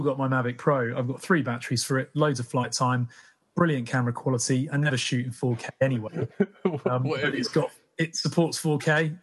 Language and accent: English; Cheshire, North West England, United Kingdom; also born or lived in Manchester; now in Bristol, United Kingdom; I'm from Cheshire originally.